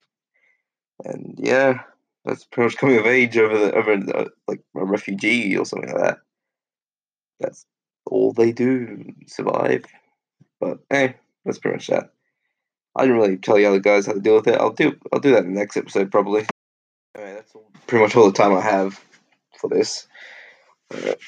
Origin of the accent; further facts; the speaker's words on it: Australia; Growing up in Australia